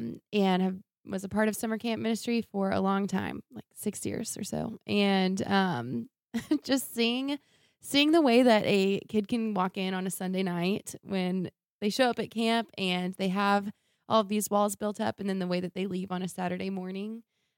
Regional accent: Dallas, Texas, United States; born and raised in Dallas. I love it here. It's a great city.

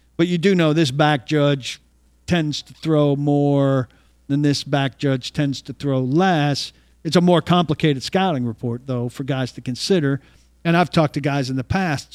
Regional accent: New Jersey, United States; born or raised there; moved away

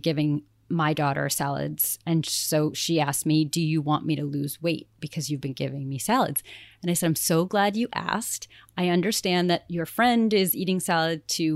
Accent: Greenport, New York, United States; my hometown, Greenport

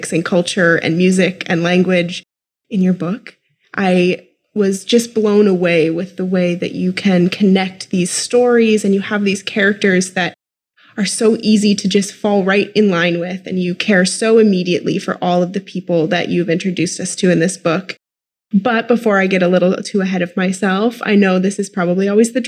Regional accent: Midwest, United States; I'm from the Midwest and have a tendency to do some crazy things with vowels

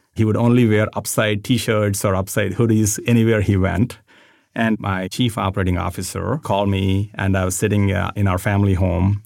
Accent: India; moved away; I grew up in India

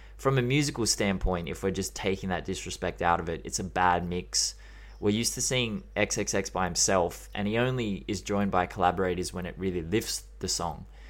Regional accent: Australia; I'm Australian

